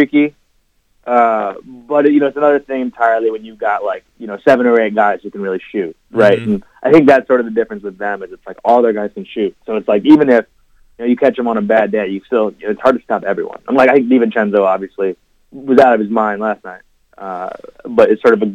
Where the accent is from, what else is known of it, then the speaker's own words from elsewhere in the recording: Chicago, Illinois, United States; I'm from Chicago